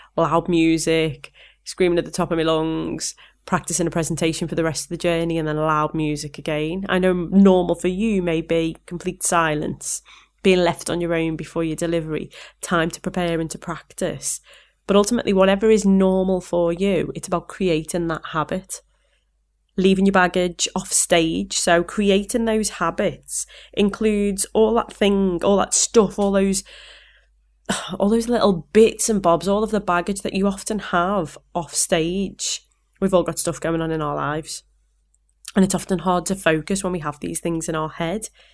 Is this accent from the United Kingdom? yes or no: yes; Liverpool, North West England, United Kingdom; accent: Scouse; my Scouse accent